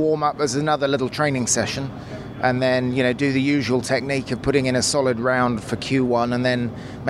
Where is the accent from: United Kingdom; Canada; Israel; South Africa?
United Kingdom; I'm from the UK.